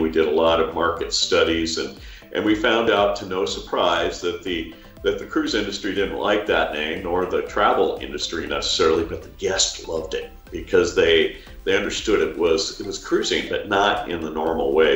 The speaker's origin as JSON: {"language": "English", "town": "Juneau", "region": "Alaska", "country": "United States", "tie": "born or raised there", "said": "in Juneau, Alaska, my hometown"}